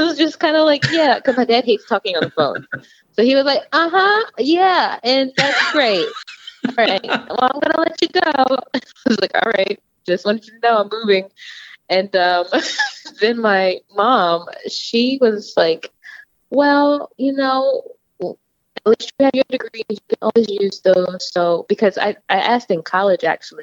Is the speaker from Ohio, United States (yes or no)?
no; Seaford, Delaware, United States; also born or lived in Philadelphia, Pennsylvania; I'm from Seaford, Delaware